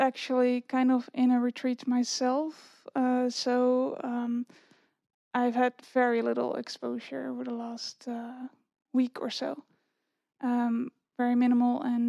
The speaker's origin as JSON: {"language": "English", "country": "Netherlands", "moved": "yes", "lives_now": "Virginia, United States", "said": "I'm from the Netherlands. But I live in the U.S. In Virginia"}